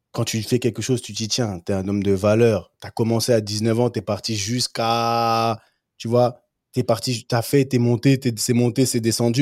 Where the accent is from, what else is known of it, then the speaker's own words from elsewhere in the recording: Cameroon; chez nous au Cameroun